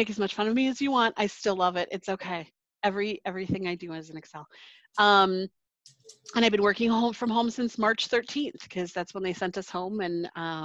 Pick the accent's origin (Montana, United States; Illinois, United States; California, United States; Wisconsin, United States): Wisconsin, United States; also born or lived in Waukesha, Wisconsin; I live in Waukesha, Wisconsin